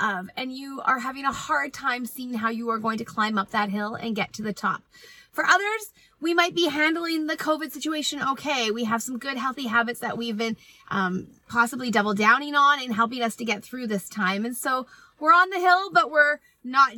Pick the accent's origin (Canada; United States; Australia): Canada; I am Canadian